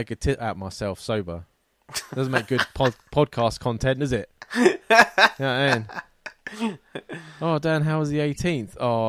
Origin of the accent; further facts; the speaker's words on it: Isle of Wight, South East England, United Kingdom; I'm from the Isle of Wight and everyone almost knows each other there. And to top it off, most of the population are retired. It's just not my type of place.